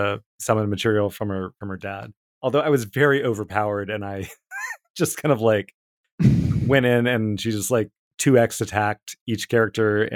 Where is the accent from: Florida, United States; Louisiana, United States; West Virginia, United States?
West Virginia, United States; I grew up in West Virginia